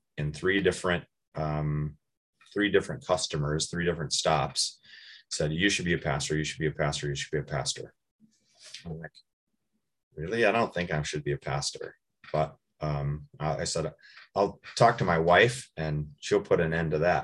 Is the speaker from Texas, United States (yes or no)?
no; Watertown, South Dakota, United States; moved away as an adult; also born or lived in Brookings, South Dakota / Moorhead, Minnesota; now in Chaska, United States; So I grew up in Watertown, South Dakota.